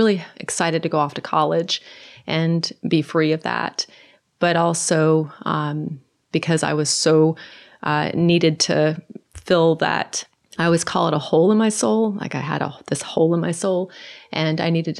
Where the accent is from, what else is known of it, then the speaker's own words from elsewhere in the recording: Norway; moved away; originally I'm from Norway, and all of my family in Norway are unbelievers